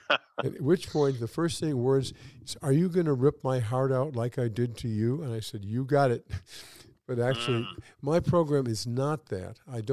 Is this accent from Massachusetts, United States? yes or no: no; Michigan, United States; And I said, well, I'm from Michigan.